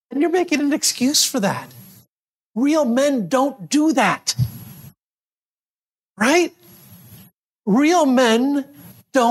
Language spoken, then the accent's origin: English; Syracuse, New York, United States; I grew up in Syracuse, New York